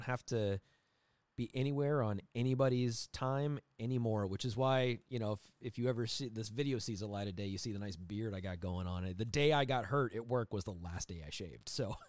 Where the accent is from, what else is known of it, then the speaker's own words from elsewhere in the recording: Scotland, United Kingdom; I am Scottish.